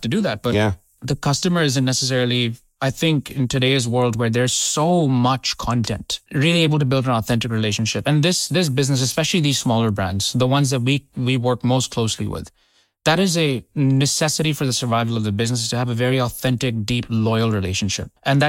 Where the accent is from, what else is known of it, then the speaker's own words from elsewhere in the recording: Indonesia; also born or lived in India; I come from an Indian origin family. {S2} Were you born in the UK? {S1} I was born in India. {S2} Yeah. {S1} And I grew up in Indonesia.